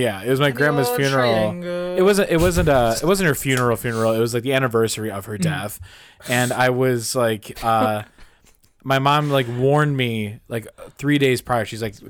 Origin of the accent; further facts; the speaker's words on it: Ireland; Hey, I'm Irish.